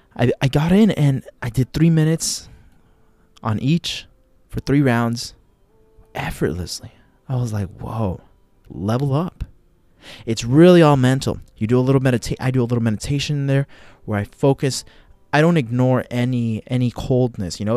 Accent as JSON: {"language": "English", "country": "United States", "said": "I'm from the United States of America"}